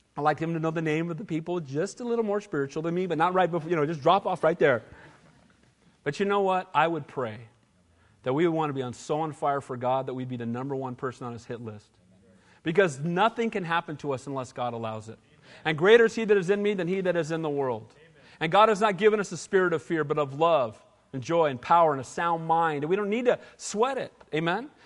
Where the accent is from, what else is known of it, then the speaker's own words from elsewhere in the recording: Santa Cruz, California, United States; I grew up here